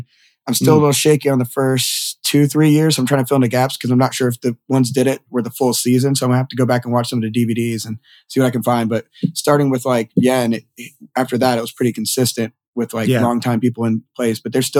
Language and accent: English; Southern United States, United States; I'm from the South, but most people think I'm from up North, just the speed I talk and everything.